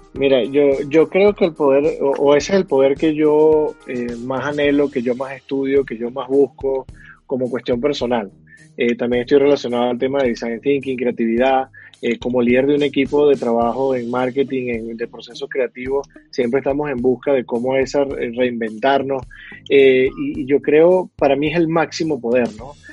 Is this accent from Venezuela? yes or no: yes; Venezuela; moved away as an adult; now in Bogotá, Colombia; yo que soy venezolano